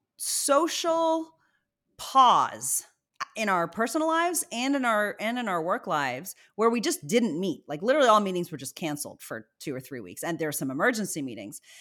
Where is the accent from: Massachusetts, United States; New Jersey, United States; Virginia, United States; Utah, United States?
Virginia, United States; also born or lived in Zimbabwe; I was born in Zimbabwe. My mother's Indian, my father's white American, and, uh, we eventually moved to Virginia